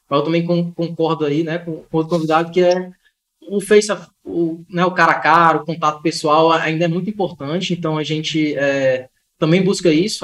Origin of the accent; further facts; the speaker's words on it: Ceará, Brazil; Gosto da minha terrinha aqui, minha segurança aqui no, no interior